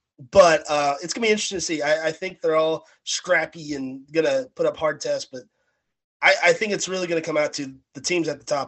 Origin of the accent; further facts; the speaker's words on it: West Kentucky, United States; I am a person from West Kentucky